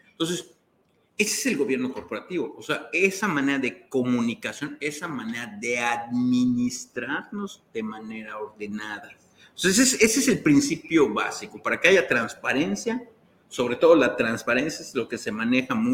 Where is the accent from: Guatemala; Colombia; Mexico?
Mexico; como buenos mexicanos